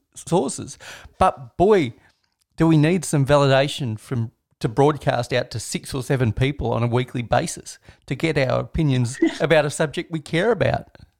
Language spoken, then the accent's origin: English; Australia; as an Australian